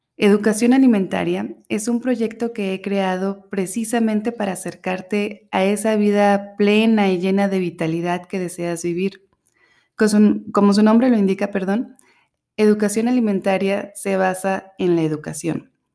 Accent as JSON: {"language": "Spanish", "country": "Mexico", "moved": "yes", "said": "Soy mexicana y he tenido la fortuna de vivir en distintos lugares"}